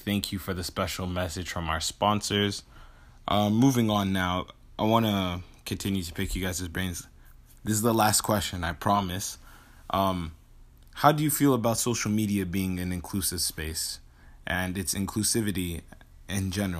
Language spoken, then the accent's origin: English; DR Congo; You know, I'm from Congo, and we mine a specific mineral that is used in phones.